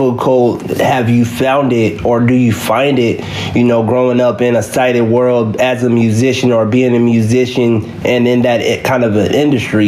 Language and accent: English; Kansas City, Missouri, United States; born or raised there